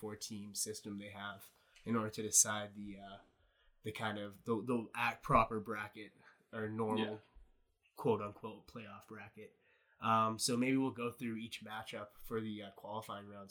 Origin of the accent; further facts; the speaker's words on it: Halifax, Nova Scotia, Canada; growing up in Halifax